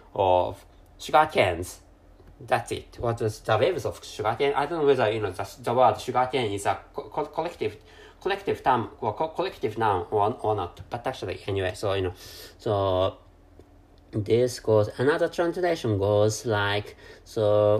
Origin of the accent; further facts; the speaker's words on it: Japan; first language Japanese; English is a second language; I'm a Japan Japanese person, and my mother tongue is Jap- Japanese.